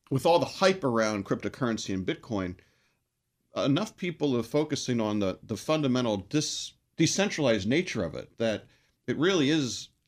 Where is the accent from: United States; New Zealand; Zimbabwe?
United States; West Virginia; moved away as an adult; also born or lived in Colorado; now in Washington, D.C., United States; Well, I'm originally from West Virginia.